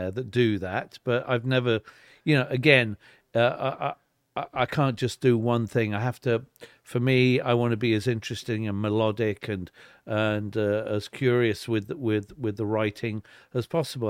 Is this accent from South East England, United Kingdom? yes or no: yes; Weybridge, South East England, United Kingdom; born or raised there; moved away; also born or lived in Liverpool / London